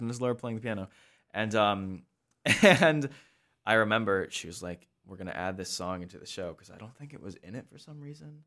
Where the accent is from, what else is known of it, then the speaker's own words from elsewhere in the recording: Sioux Falls, South Dakota, United States; moved away; also born or lived in Lancaster, Pennsylvania; I grew up in Sioux Falls, South Dakota